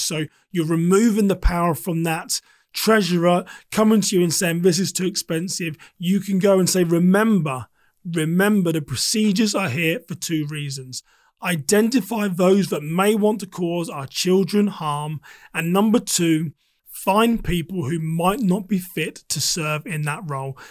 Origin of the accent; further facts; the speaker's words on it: England, United Kingdom; now in United States; I am a British American, but I spent a large por-, portion of my life living in the U K.